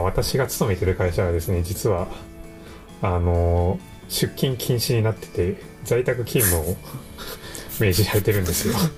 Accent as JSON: {"language": "Japanese", "region": "Okayama", "country": "Japan", "tie": "born or raised there", "moved": "yes", "lives_now": "Tokyo, Japan", "said": "パーソナリティは岡山で"}